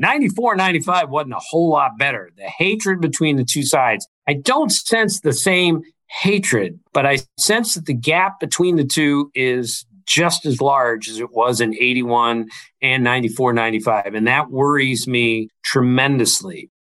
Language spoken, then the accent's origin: English; Bethesda, Maryland, United States; Bethesda, my hometown